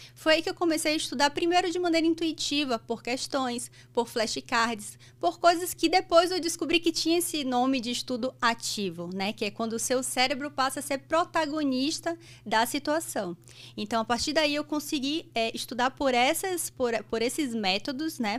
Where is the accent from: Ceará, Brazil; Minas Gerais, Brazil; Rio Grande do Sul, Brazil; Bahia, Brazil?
Bahia, Brazil; Salvador; moved away as an adult; now in São Paulo, Brazil; eu nasci em Salvador, sou baiana. E eu fiz faculdade lá